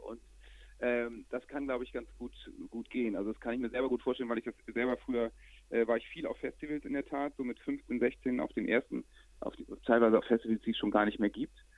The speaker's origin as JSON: {"language": "German", "region": "Hamburg", "country": "Germany", "said": "bei uns in Hamburg"}